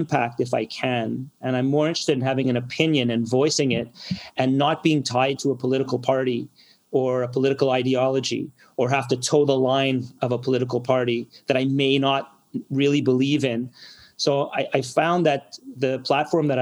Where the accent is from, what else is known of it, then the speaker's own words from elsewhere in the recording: Montreal, Quebec, Canada; I'm a Montrealer. I'm born and bred here.